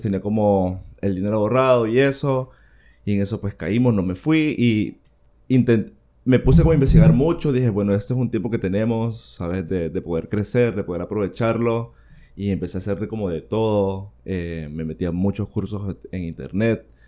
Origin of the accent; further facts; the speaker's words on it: Villanueva, Cortés, Honduras; also born or lived in San Pedro Sula; yo soy sanpedrano, bueno, he vivido en Villanueva, viví toda mi niñez en Villanueva, pero siempre estuve en San Pedro Sula